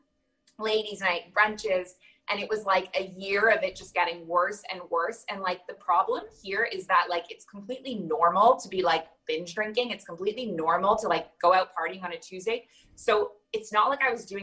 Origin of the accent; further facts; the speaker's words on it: Toronto, Ontario, Canada; moved away as an adult; now in Abu Dhabi, United Arab Emirates; I'm originally from Toronto. And I grew up in the North American culture